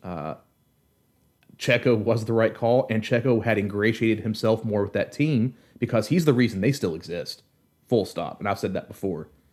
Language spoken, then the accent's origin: English; United States; me being an American